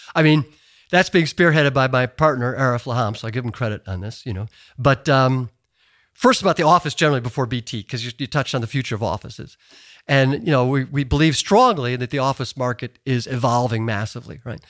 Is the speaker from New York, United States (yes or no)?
no; Chicago, Illinois, United States; moved away as an adult; I was just a Chicago boy